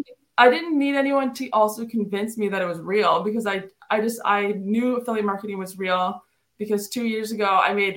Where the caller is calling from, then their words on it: New Brunswick, Canada; I'm calling from New Brunswick, Canada.